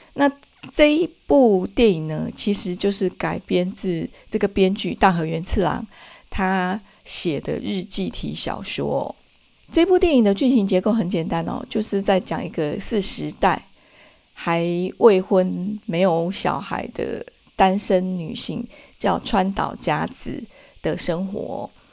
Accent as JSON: {"language": "Chinese", "country": "Taiwan", "said": "在我们台湾那边"}